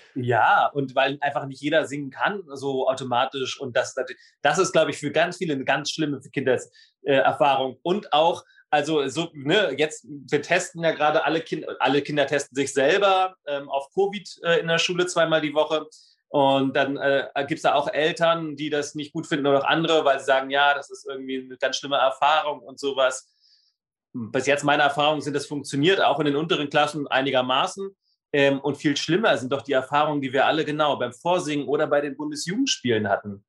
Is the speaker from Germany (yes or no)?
yes; Berlin, Germany; ich komme aus dem Südwest-Berlin, da gab es dann Gymnasien